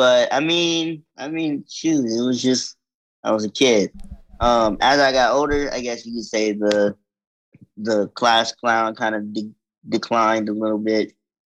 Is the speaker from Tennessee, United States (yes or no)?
yes; Clarksville, Tennessee, United States; moved away as an adult; also born or lived in Canada; now in California, United States; I moved to a wonderful town, very small town, in Clarksville, Tennessee. Then I lived there for about maybe 15 plus years, moved to Cali.